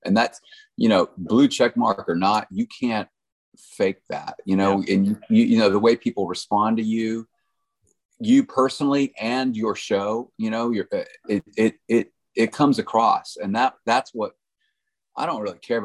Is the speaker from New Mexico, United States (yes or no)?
no; Texas, United States; moved away; I'm from Texas